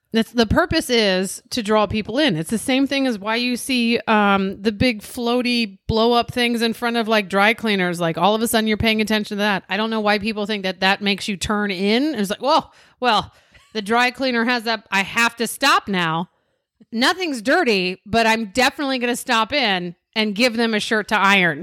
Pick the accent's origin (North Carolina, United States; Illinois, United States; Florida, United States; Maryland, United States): Maryland, United States; we're from Maryland